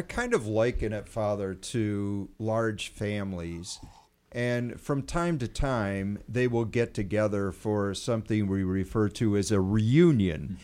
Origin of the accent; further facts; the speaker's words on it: United States; as Americans, you know, being an American